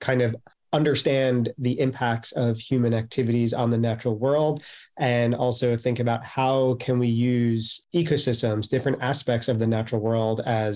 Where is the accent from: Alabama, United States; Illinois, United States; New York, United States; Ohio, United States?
New York, United States; New York City; as a New Yorker